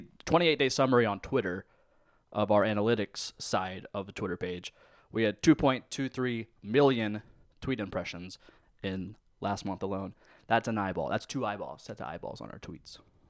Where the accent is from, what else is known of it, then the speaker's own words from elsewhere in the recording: Lancaster, New York, United States; I'm from Lancaster. Leave me alone.